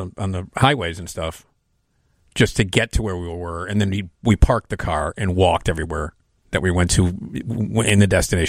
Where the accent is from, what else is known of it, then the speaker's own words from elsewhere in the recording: United States; as an American driver